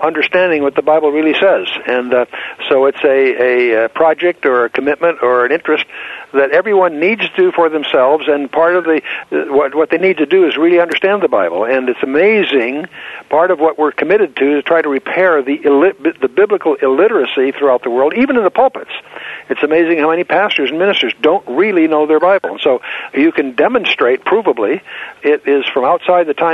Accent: Southern California, United States; moved away; also born or lived in Annapolis, Maryland; I was raised in Southern California with foreign-born parents from Germany

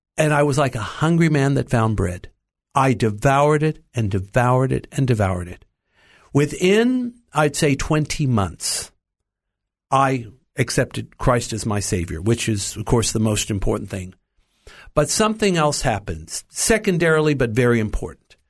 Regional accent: Los Angeles, California, United States; I was born in the United States, in Los Angeles

